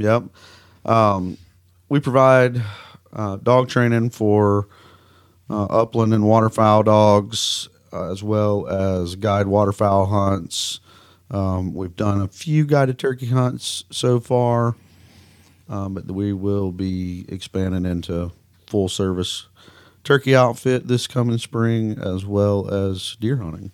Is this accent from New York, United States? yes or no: no; Mississippi, United States; accent: Southern; moved away as an adult; now in Kansas, United States; I grew up in Mississippi